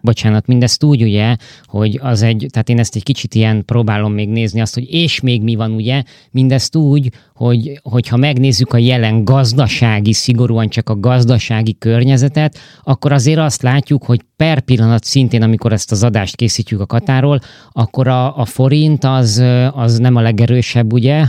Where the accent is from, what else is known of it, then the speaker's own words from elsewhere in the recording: Hungary; moved away; külföldön élő és dolgozó magyarok vagyunk